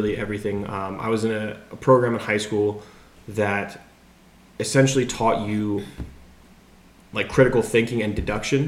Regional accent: Montgomery County, D.C., Maryland, United States; moved away as an adult; I was born and raised in Montgomery County, which is 30 minutes outside of Washington, D.C.

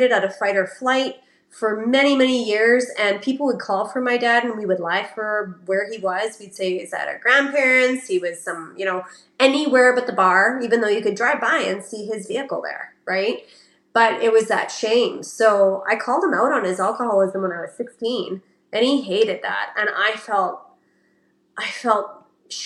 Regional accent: Canada; born or raised there

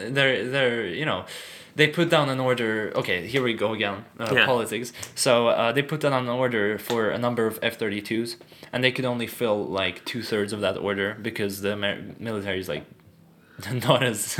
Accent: Stockholm, Stockholm County, Sweden; also born or lived in Riga, Latvia / Düsseldorf, Germany; so my mom and me moved with my stepdad to Stockholm.

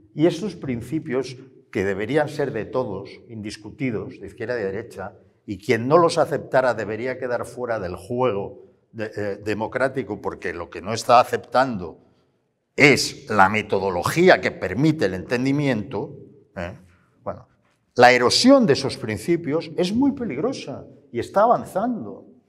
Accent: Barcelona, Catalonia, Spain; Yo como barcelonés

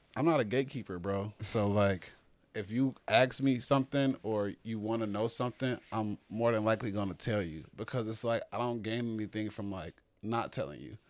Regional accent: Chicago, Illinois, United States; growing up in Chicago, especially on the South Side

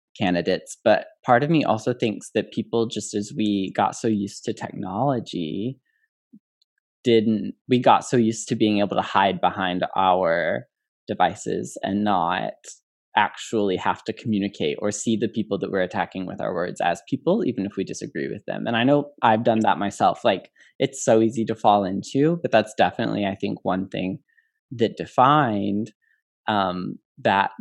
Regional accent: Illinois, United States; I grew up in Illinois where it was already legal

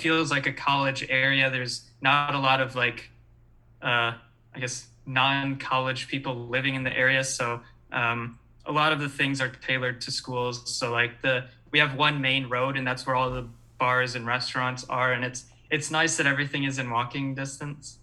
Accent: Michigan, United States; moved away as an adult; now in Chicago, United States; born and raised in Michigan, been here a long time. Uh, just moved to Chicago

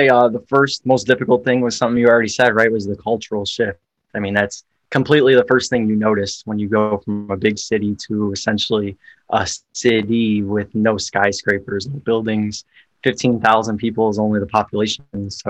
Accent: Chicago, Illinois, United States; moved away as an adult; now in St. Augustine, United States; we grew up in Bridgeport

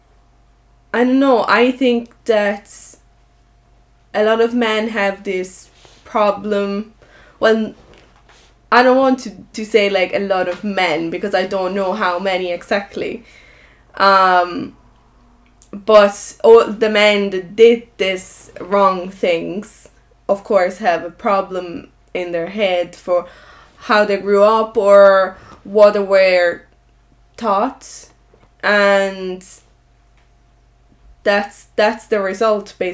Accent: Italy; now in Ireland

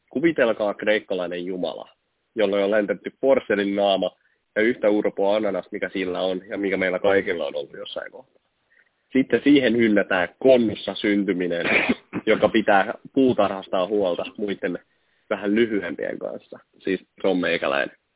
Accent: Lappeenranta, South Karelia, Finland; Kun mähän myönnän, tai tykkään sanoa, että olen Lappeenrannasta. Tuohan mä nyt aina Koskissa niin kuin melkein asunut.

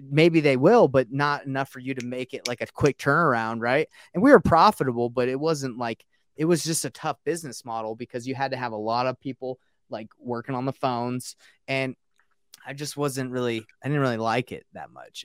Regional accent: Marietta, Georgia, United States; also born or lived in Roswell, Georgia; I grew up in Marietta and, uh, Roswell

